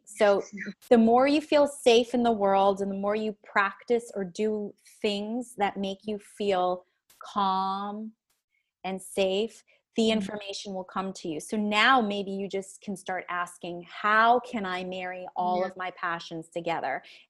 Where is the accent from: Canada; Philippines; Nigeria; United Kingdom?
Canada; I'm Canadian.